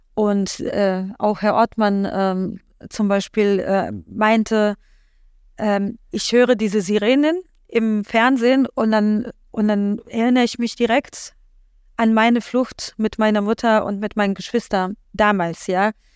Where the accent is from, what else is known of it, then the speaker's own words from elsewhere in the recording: Poland; now in Germany; ich komme ja gebürtig aus Polen